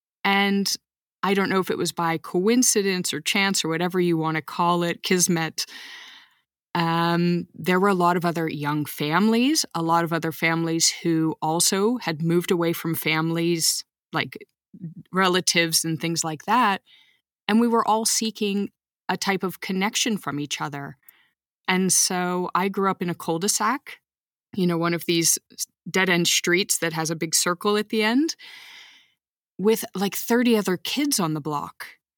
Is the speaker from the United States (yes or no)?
yes; Texas, United States; growing up in Texas, we gathered the people around us like an adoptive family.